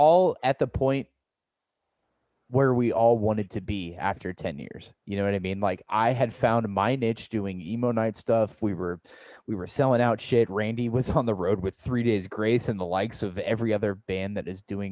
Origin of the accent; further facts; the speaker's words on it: Central Illinois, United States; also born or lived in Omaha, Nebraska; now in St. Louis, United States; my hometown in Illinois, Central Illinois.